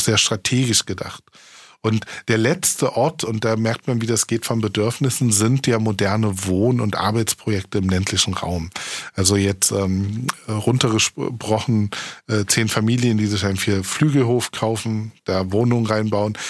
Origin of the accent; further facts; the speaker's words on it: Saxony-Anhalt, Germany; now in Berlin, Germany; ich komme aus Sachsen-Anhalt, das ist ein Niedriglohnland.